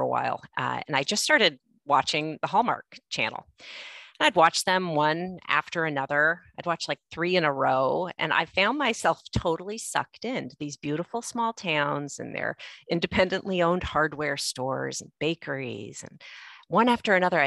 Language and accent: English; Los Angeles, California, United States; I grew up in Los Angeles